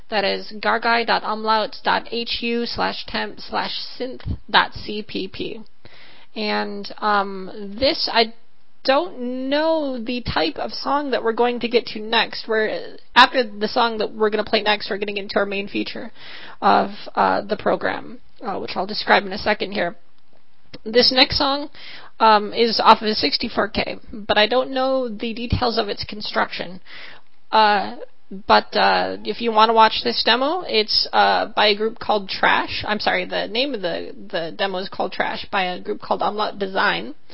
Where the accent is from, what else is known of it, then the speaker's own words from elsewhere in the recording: Minneapolis, Minnesota, United States; He's uh, stopping by Minneapolis, kind of my hometown, uh, for personal reasons.